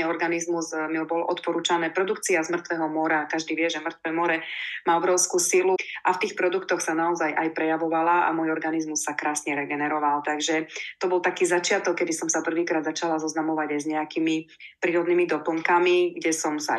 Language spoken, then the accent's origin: Slovak; Prešov, Prešov Region, Slovakia; also born or lived in Košice; ja som sa narodila v Košiciach, takže som Košičanka, ale žijem celý život viac menej v Prešove.